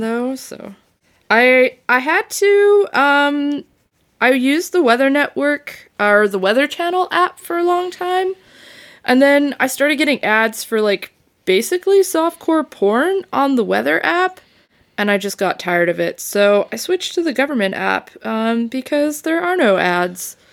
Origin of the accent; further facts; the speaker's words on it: Saskatchewan, Canada; moved away; I'm from Saskatchewan